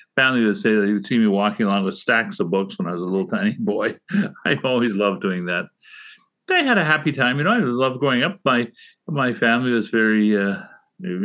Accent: Guelph, Ontario, Canada; also born or lived in Toronto; I grew up in Guelph

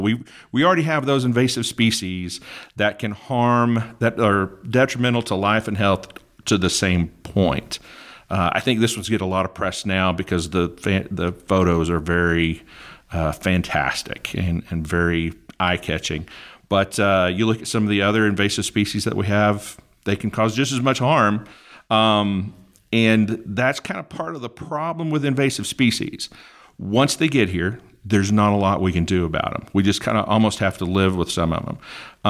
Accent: Northeast Oklahoma, United States; I grew up in Oklahoma, Northeast Oklahoma

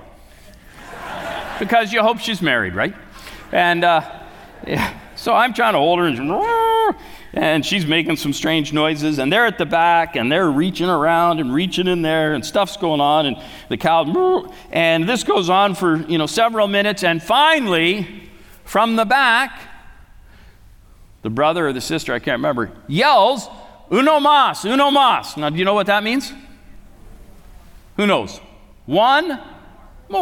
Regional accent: Canada; I say I'm from Canada

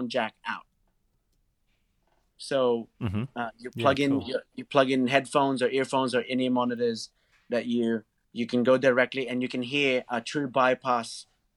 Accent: Blacktown, New South Wales, Australia; I'm from Blacktown. I'm from Blacktown. Westies forever.

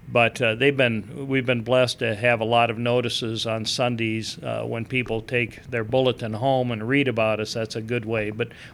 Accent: Midwest, United States; moved away as an adult; also born or lived in Joliet, Illinois; now in Indianapolis, United States; my roots are in the Midwest.

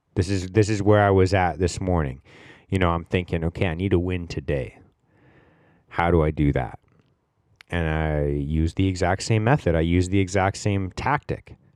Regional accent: Canada; We're all Canadian. I grew up playing hockey

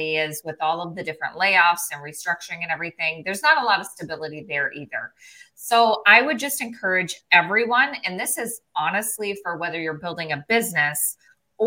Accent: South Dakota, United States; moved away as an adult; also born or lived in Minneapolis, Minnesota; I grew up in the middle of nowhere, South Dakota. My hometown had 38 people in it

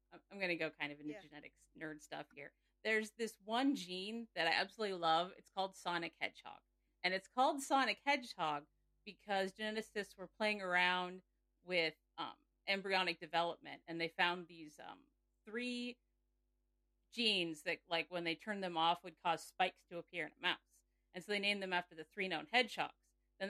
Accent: Nebraska, United States; I am from Nebraska

